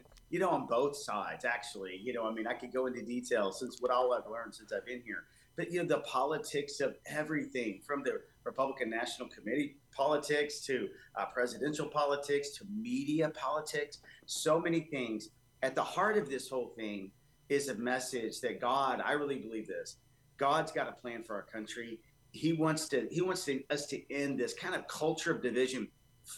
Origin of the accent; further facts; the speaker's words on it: Texas, United States; also born or lived in Columbus, Georgia; I got here probably as about 5 or 6 years old. And I've been here most of my life